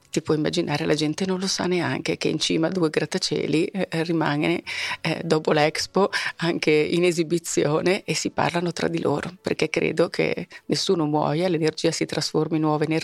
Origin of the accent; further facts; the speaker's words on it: Milan, Lombardy, Italy; Decisamente sono milanese dentro.